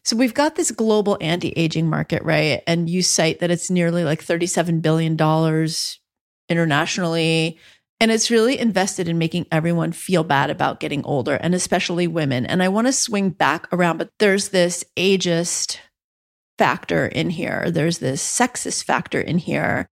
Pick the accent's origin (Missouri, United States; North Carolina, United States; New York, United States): New York, United States; New York City; now in Massachusetts, United States; I was born in Spanish Harlem